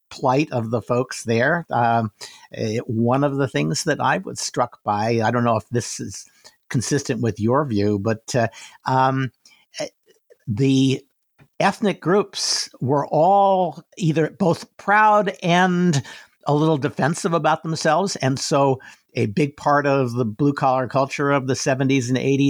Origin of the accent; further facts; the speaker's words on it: outside of Detroit, Michigan, United States; I grew up outside of Detroit